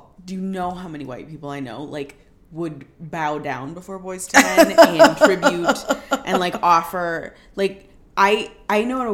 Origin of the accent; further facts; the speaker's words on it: St. Paul, Minnesota, United States; growing up in St. Paul